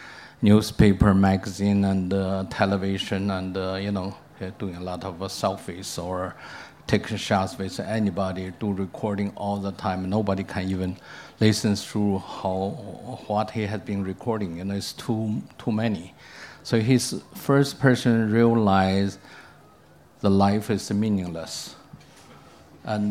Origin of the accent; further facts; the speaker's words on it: China; moved away as an adult; also born or lived in New York; I come back to China